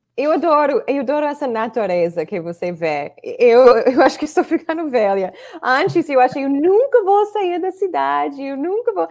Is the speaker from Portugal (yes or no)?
no; Chicago, Illinois, United States; accent: Chicago; Portuguese is a second language; moved away as an adult; also born or lived in Brazil; now in Orlando, United States; onde eu cresci, em Chicago